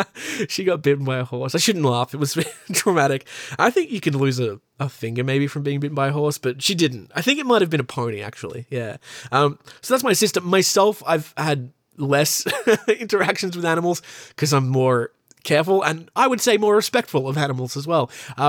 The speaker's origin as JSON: {"language": "English", "town": "Newcastle", "region": "New South Wales", "country": "Australia", "said": "I am an actor from Newcastle in New South Wales in Australia."}